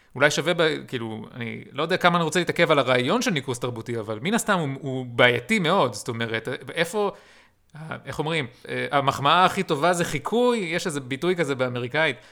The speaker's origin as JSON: {"language": "Hebrew", "country": "Israel"}